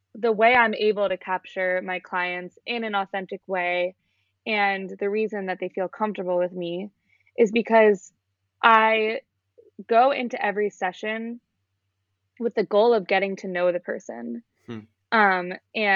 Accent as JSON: {"language": "English", "area": "Long Island", "region": "New York", "country": "United States", "moved": "as an adult", "lives_now": "Boston, United States", "said": "I'm from Long Island, which is outside of the city"}